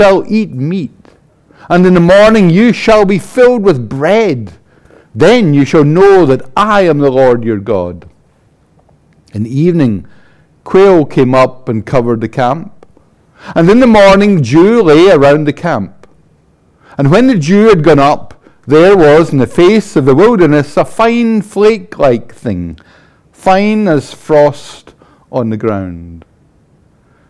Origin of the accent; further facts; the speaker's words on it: Paisley, Scotland, United Kingdom; I'm from Paisley